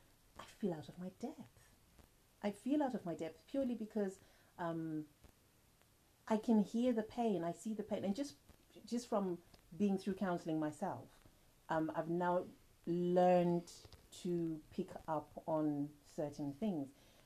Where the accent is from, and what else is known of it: Zimbabwe